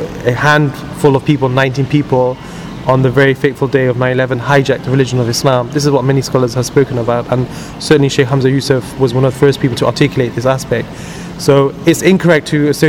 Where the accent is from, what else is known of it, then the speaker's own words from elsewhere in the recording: United Kingdom; I'm a British Muslim